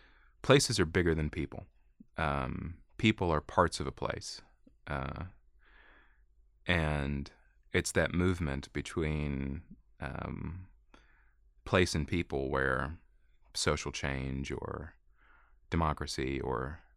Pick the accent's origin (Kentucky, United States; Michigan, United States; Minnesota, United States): Kentucky, United States; Jackson County; also born or lived in Whitesburg, Kentucky; In Jackson County, Kentucky. tobacco farm.